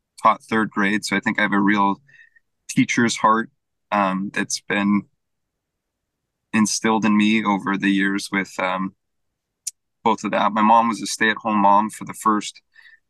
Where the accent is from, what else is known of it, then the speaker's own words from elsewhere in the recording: Fremont, California, United States; I'm actually from Fremont